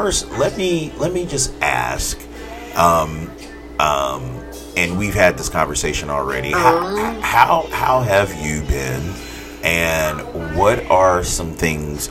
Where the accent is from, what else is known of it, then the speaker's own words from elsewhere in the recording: Texas, United States; moved away; my home state of... The great state of Texas.